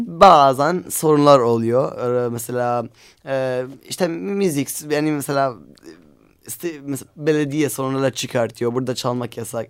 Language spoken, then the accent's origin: Turkish; Aleppo, Aleppo Governorate, Syria; Turkish is a second language; now in Istanbul, Turkey; Biz Suriyeliyiz. Ve Halep'teyken bayağı bir konserler yaptık beraber.